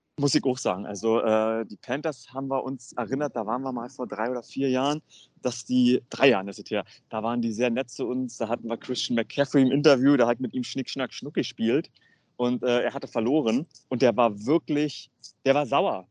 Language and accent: German; Germany; wir kommen aus Deutschland